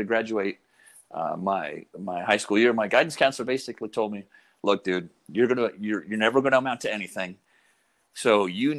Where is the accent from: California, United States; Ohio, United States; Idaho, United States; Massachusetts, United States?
Idaho, United States; Coeur d'Alene; I was born in Coeur d'Alene, Idaho